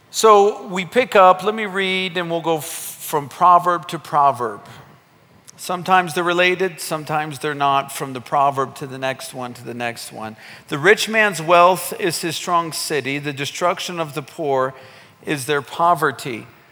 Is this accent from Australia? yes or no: no; United States; moved away as an adult; now in Kenya; growing up in America